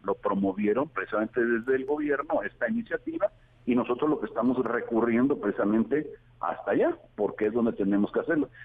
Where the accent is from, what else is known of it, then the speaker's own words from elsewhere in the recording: Veracruz, Mexico; del puerto de Veracruz precisamente, de donde soy originario